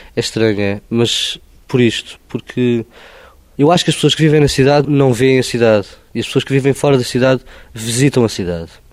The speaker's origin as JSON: {"language": "Portuguese", "town": "Oeiras", "region": "Lisbon", "country": "Portugal", "tie": "born or raised there", "said": "Eu não nasci em Lisboa, nasci em Leiras"}